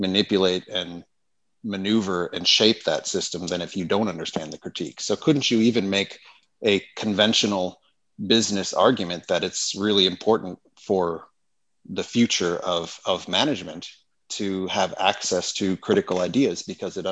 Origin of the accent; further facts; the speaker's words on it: United States; moved away; the American university system, which is where I originally come from.